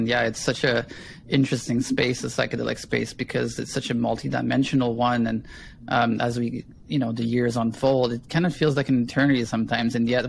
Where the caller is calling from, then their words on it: Kaslo, British Columbia, Canada; today I'm calling from Kaslo, the ancestral lands of the Sinait and Knaha people.